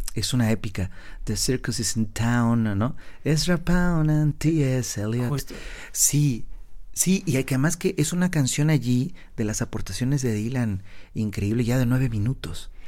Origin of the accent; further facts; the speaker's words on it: Oaxaca, Mexico; moved away; lugares desérticos como es la parte de Oaxaca donde crecí